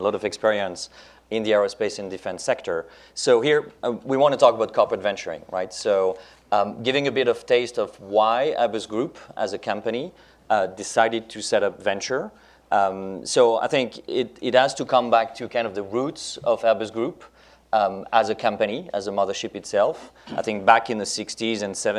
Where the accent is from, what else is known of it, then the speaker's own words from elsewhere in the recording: France; first language French; English is a second language; my native language, French